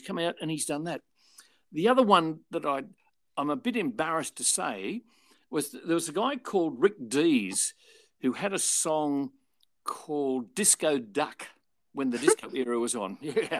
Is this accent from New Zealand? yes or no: no; Australia; So what Alan did was use me as the Australian act.